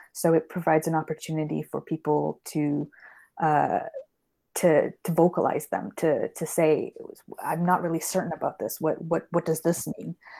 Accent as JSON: {"language": "English", "country": "Canada", "tie": "born or raised there", "moved": "yes", "lives_now": "London, United Kingdom", "said": "I grew up in Canada, which is why I don't have a British accent, uh, and I currently live here now"}